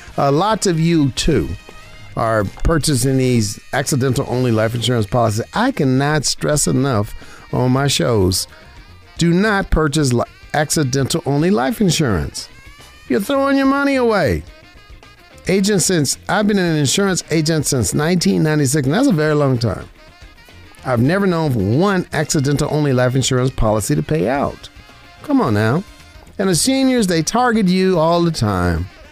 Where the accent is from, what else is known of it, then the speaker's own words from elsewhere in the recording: Las Vegas, Nevada, United States; I was born and raised in Vegas.